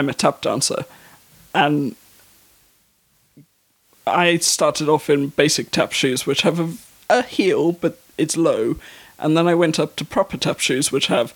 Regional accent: South Africa; moved away; also born or lived in North of England; I'm also South African

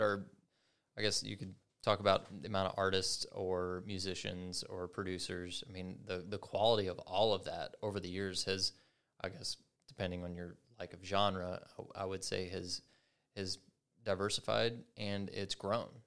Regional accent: Kentucky, United States; I'm from Kentucky

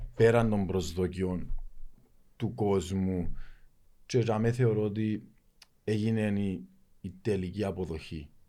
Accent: Lakatamia, Nicosia District, Cyprus; μεγάλωσα στη Λακατάμια

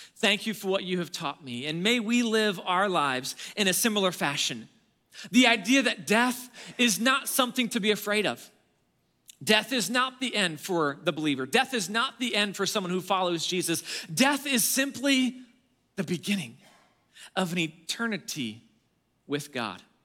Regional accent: Alaska, United States; I grew up in Alaska.

